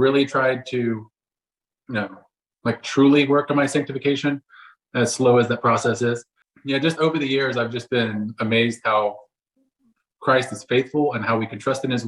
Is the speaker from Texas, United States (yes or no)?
yes; Texas, United States; moved away as an adult; now in Oklahoma City, United States; I was raised in Texas. Now I live in Oklahoma City